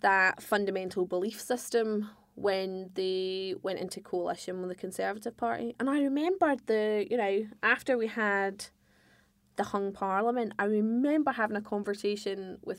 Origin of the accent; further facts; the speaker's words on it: Scotland, United Kingdom; I'm a Scot who is a hardcore unionist.